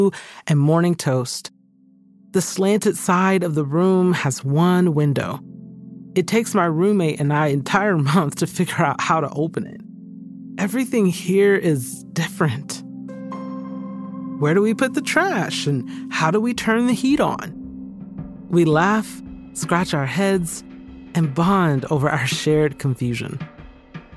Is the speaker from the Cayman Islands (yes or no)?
no; Georgia, United States; moved away as an adult; also born or lived in Birmingham, England; my home state of Georgia